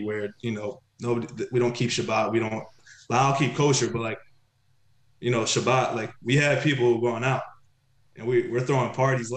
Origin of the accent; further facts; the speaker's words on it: Dallas, Texas, United States; moved away as an adult; also born or lived in Tel Aviv, Israel; now in Akko, Israel; I'm Israeli, you know, I was born in Tel Aviv, but, you know, growing up outside of Dallas